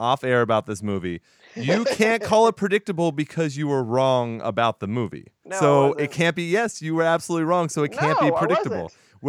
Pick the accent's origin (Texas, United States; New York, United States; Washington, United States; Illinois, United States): Texas, United States; San Antonio; Because I'm from San Antonio.